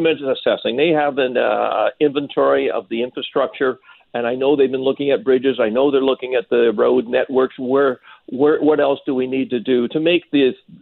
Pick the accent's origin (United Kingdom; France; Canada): Canada; North Shore, British Columbia; growing up in the North Shore